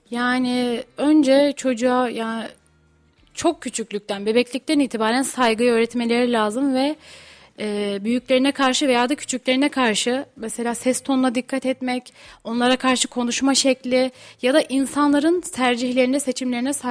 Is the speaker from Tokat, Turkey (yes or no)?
yes; Tokat, Turkey; Erciyes Üniversitesi'nde okuyorum harita mühendisliği. Son sınıfım. Tokatlıyım.